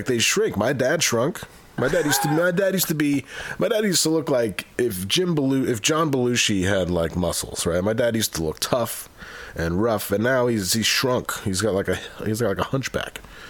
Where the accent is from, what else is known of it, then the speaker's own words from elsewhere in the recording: Utica, New York, United States; I'm from Utica, New York.